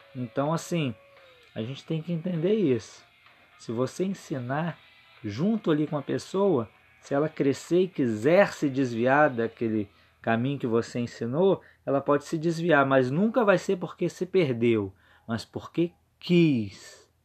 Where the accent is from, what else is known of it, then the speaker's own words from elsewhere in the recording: Vitória, Espírito Santo, Brazil; eu sou de Vitória, Espírito Santo